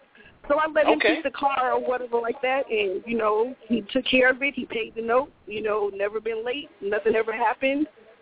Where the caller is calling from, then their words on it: Nashville, Tennessee, United States; calling from Nashville.